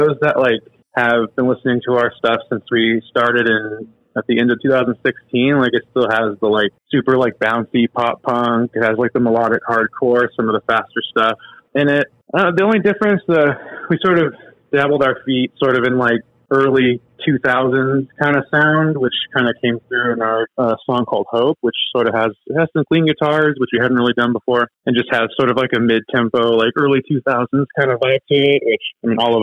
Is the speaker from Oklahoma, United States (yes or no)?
no; Sacramento, California, United States; We're from Sacramento